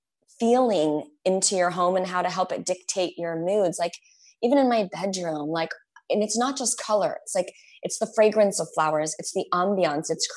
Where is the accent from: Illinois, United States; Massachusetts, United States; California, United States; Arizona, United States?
Arizona, United States; I grew up in Arizona